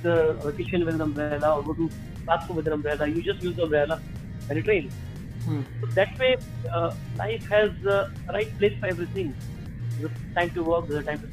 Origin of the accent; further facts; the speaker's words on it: India; moved away as an adult; also born or lived in Dehradun, India / Mumbai, India; now in Manila, Philippines; I am an Indian, and I was mostly in my childhood, I was raised in Dehradun and Mumbai.